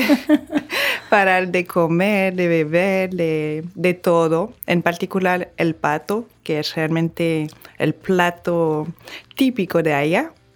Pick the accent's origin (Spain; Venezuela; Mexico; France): France; Bordeaux, Nouvelle-Aquitaine; accent: French; Spanish is a second language; moved away as an adult; now in Dominican Republic; nací en Burdeos, en Francia